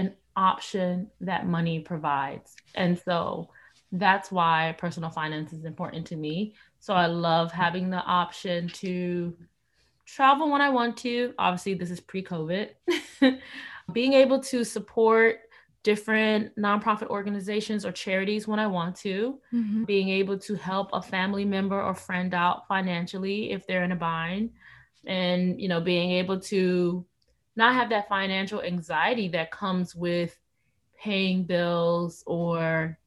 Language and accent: English; Miami, Florida, United States; I'm originally from Miami, Florida.